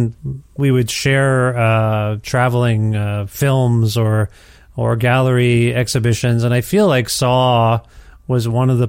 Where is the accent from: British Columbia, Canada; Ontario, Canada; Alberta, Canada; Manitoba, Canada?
Ontario, Canada; Cambridge; also born or lived in Guelph, Ontario; growing up in Cambridge, Ontario